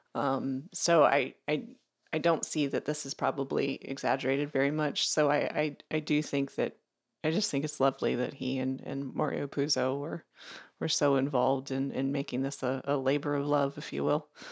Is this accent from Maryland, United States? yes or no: yes; Maryland, United States; I grew up in Maryland. I grew up in a rural part of Maryland